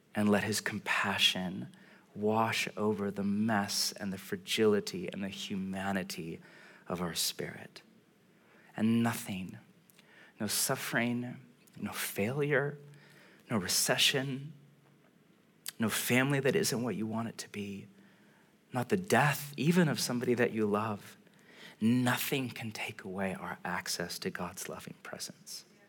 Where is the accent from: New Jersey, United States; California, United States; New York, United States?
California, United States; I'm from California.